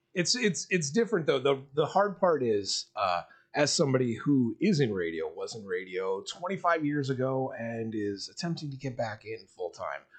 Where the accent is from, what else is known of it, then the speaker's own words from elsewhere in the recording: Miami, Florida, United States; I grew up in South Florida, and dirty ass like Miami